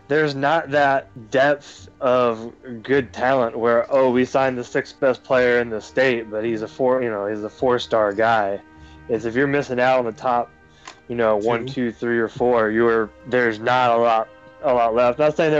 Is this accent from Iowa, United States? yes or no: no; South Carolina, United States; moved away; growing up in South Carolina